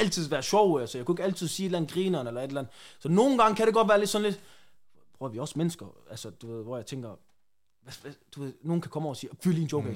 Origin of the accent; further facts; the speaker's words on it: Randers, Central Denmark Region, Denmark; moved away as an adult; now in Aarhus, Denmark; jeg er egentlig bare vokset op i et stille og roligt område i Randers